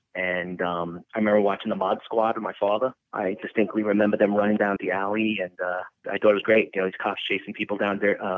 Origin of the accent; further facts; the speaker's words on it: New York City, New York, United States; growing up in Queens, New York, it's almost predetermined for many of us to get city jobs. Growing up in the 70s and 80s, there were so many city workers in Queens, New York.